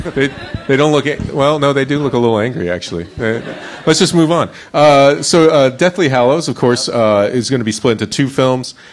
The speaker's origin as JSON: {"language": "English", "region": "Florida", "country": "United States", "tie": "born or raised there", "said": "I grew up in Florida"}